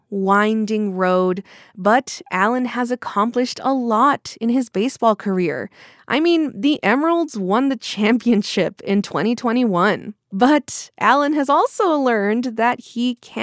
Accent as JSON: {"language": "English", "region": "Texas", "country": "United States", "said": "I'm from Texas"}